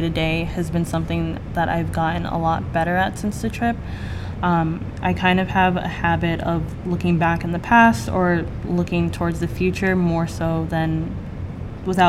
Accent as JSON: {"language": "English", "region": "Rhode Island", "country": "United States", "moved": "as an adult", "lives_now": "Boston, United States", "said": "I'm from Rhode Island, so I'm not too far away from home."}